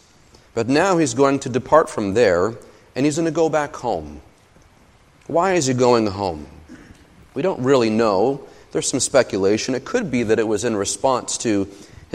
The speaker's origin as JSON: {"language": "English", "town": "Gilmanton Iron Works", "region": "New Hampshire", "country": "United States", "tie": "born or raised there", "also_born_or_lived": "Laconia, New Hampshire / Allentown, Pennsylvania", "said": "I was born in Laconia, New Hampshire, and I was raised right here in Gilmanton Iron Works."}